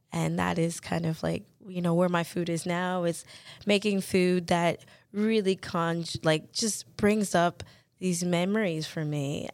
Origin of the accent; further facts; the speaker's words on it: the South, Florida, United States; moved away; growing up in the South, in Fl, in the U S